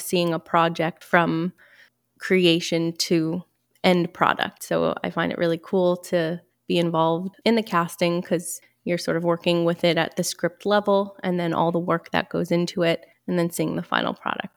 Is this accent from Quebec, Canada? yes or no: yes; Montreal, Quebec, Canada; I am from Montreal, born and raised